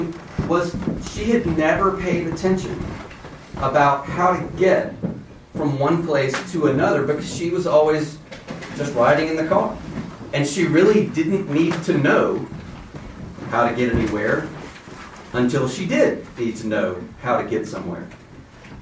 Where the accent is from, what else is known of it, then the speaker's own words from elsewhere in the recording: Baton Rouge, Louisiana, United States; I'm from Baton Rouge, Louisiana. In case you hear that in my accent or my voice